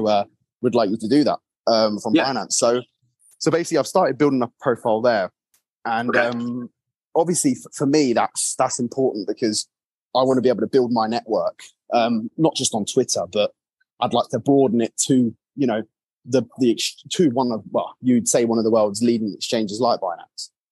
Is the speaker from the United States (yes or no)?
no; England, United Kingdom; I'm English